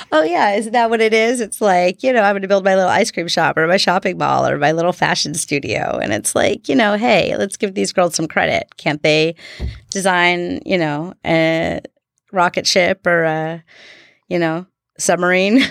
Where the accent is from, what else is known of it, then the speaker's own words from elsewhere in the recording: Seattle, Washington, United States; also born or lived in Bremerton, Washington / Silverdale, Washington; now in Bainbridge Island, United States; I was born in Bremerton